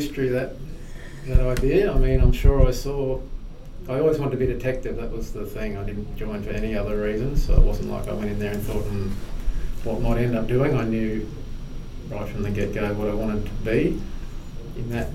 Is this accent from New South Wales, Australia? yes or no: no; Brisbane, Queensland, Australia; I was born in Brisbane, grew up in a very much a working class sort of family.